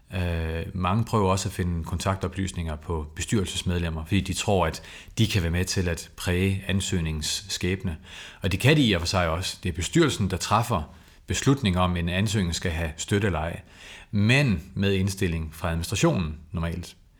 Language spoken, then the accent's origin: Danish; Copenhagen, Capital Region of Denmark, Denmark; jeg kommer selv fra Valby.